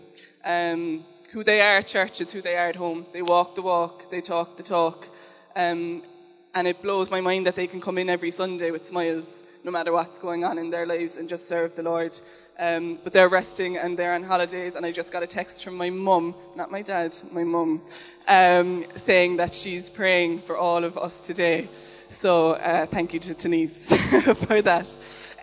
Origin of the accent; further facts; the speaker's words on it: Cork, Munster, Ireland; I'm from Cork